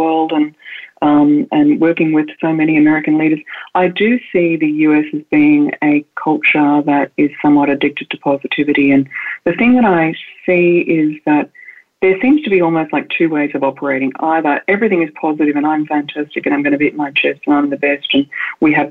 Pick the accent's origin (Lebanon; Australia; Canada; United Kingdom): Australia; moved away; I'm an Australian woman and I was raised in the countryside